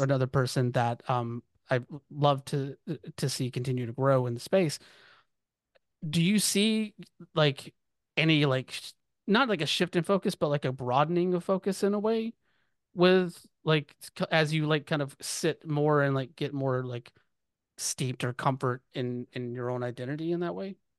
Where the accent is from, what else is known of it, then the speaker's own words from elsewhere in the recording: the South, United States; I'm growing up in the South